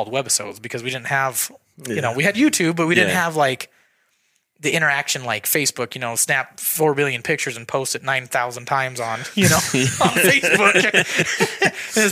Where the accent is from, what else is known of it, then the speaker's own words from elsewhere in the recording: Idaho, United States; we're just from Idaho